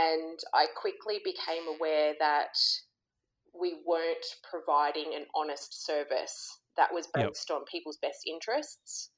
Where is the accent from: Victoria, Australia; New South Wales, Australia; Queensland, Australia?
New South Wales, Australia; Sydney; I grew up in Sydney